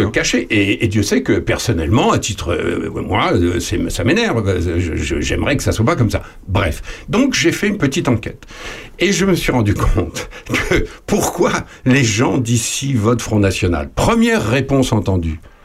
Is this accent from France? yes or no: yes; Charny, Bourgogne-Franche-Comté, France; chez nous à Charny et en Puisée en général